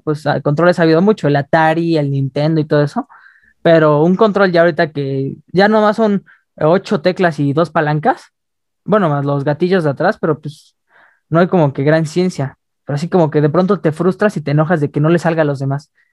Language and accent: Spanish; Mexico; como mexicanos nacemos con nuestra marca de la vacuna acá